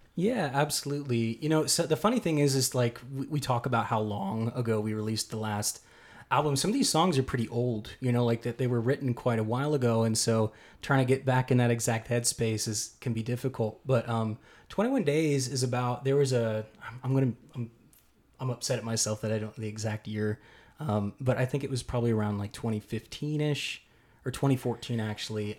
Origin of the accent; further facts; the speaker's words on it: Keller, Texas, United States; David and I both grew up in the Metroplex, and I grew up in Keller